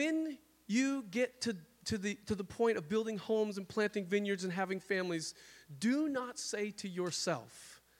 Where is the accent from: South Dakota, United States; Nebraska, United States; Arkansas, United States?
South Dakota, United States; now in Washington, United States; I'm from South Dakota